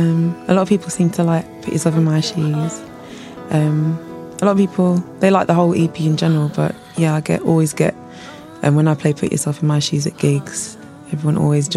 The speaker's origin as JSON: {"language": "English", "region": "London", "country": "United Kingdom", "said": "West London. But my dad's Ghanaian and my mum's Jamaican. So a little bit of mix and blend."}